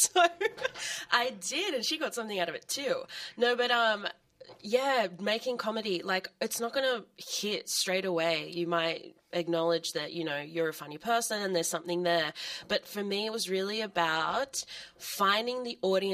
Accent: Sydney, New South Wales, Australia; I'm from Sydney

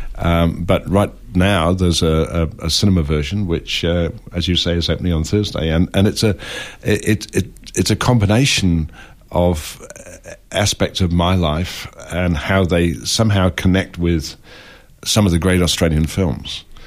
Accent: England, United Kingdom; I grew up in England

